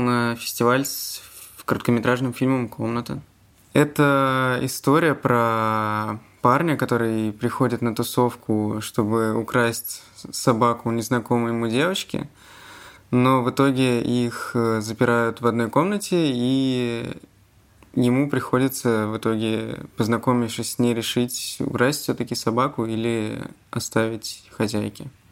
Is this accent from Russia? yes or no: yes; Zelenograd, Moscow, Russia; Я из Зеленограда, это часть Москвы.